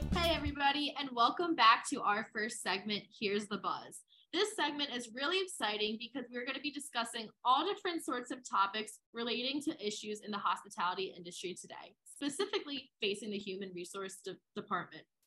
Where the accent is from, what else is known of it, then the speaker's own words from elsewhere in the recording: West Chester, Pennsylvania, United States; I'm from Westchester, Pennsylvania, an area I usually refer to as outside of Philly.